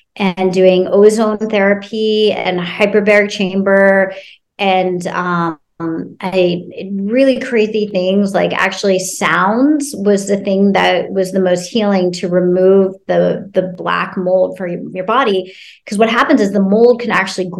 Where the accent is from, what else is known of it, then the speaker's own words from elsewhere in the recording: Cincinnati, Ohio, United States; I grew up in Ohio in Cincinnati